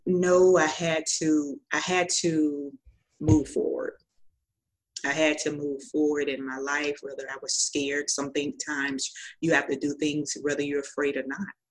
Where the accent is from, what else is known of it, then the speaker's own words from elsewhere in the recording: Tallahassee, Florida, United States; I'm from Tallahassee, Florida